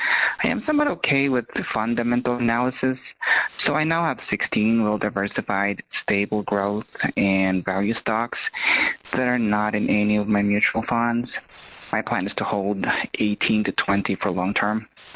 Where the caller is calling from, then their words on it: Ohio, United States; I'm calling from Ohio.